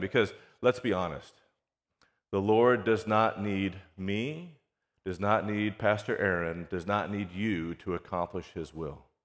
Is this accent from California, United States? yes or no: yes; California, United States; now in Houston, United States; I grew up on the West Coast, right, in California.